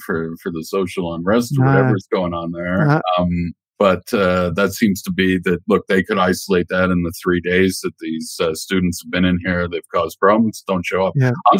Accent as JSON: {"language": "English", "country": "Canada", "tie": "born or raised there", "said": "while I was growing up in Canada"}